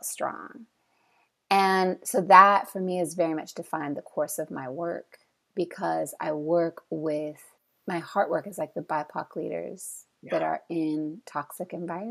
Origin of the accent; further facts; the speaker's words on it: California, United States; moved away as an adult; also born or lived in San Francisco / Brooklyn, New York; I'm from California, which is like total driving culture